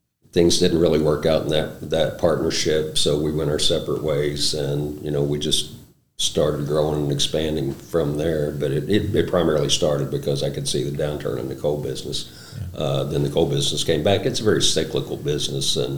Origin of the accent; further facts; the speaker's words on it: West Virginia, United States; moved away as an adult; also born or lived in Utah; now in Southern Illinois, United States; I'm originally from West Virginia. I left West Virginia, was born and raised in West Virginia